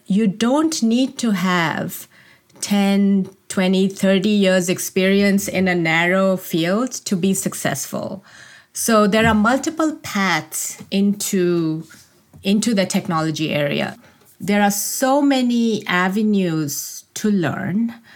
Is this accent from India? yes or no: yes; India; moved away as an adult; As a child, I grew up in India.